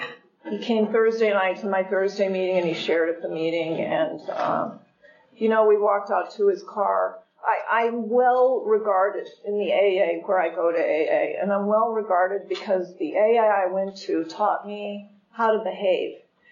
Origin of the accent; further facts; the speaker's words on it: California, United States; I am from California.